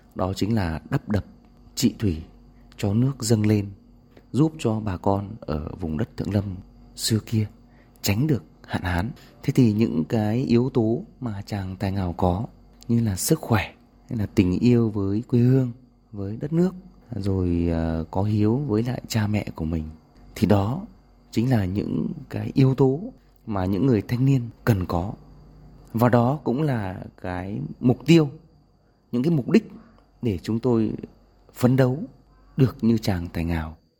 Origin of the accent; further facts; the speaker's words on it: Thượng Lâm, Lâm Bình, Tuyên Quang, Vietnam; moved away as an adult; also born or lived in Hanoi; quê hương Thượng Lâm, Lâm Bình của tôi